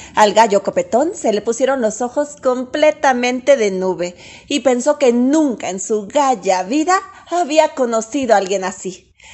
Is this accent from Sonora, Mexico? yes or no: no; Mexico City, Mexico; Nací en la Ciudad de México